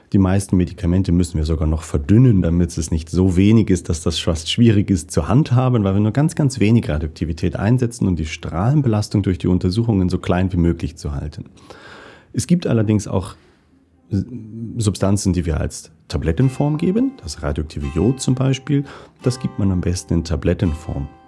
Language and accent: German; Northern Germany, Germany; moved away as an adult; also born or lived in Basel, Switzerland; now in St. Gallen, Switzerland; Ich bin in Norddeutschland aufgewachsen